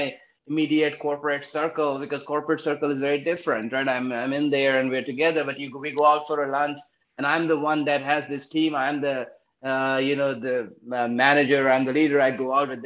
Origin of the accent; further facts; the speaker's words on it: India; moved away as an adult; now in New York, United States; I grew up in India, so I was a proud Indian